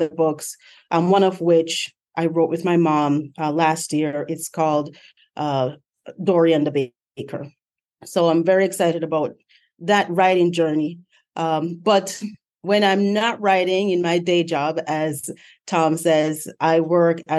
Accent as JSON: {"language": "English", "town": "Montego Bay", "region": "Saint James", "country": "Jamaica", "moved": "as an adult", "lives_now": "United States", "said": "I'm from Montego Bay, Jamaica"}